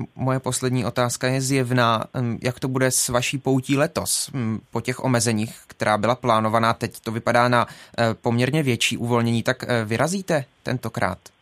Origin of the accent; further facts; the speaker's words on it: Jeseník, Olomouc Region, Czechia; Sám jsem z Jeseníku